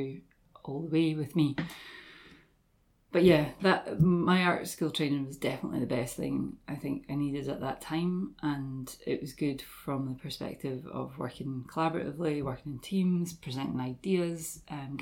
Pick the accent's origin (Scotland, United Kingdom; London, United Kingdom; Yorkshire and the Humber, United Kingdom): Scotland, United Kingdom; Dundee; also born or lived in Aberdeen; I grew up in Dundee, originally from here, from Stubswell, Stobie area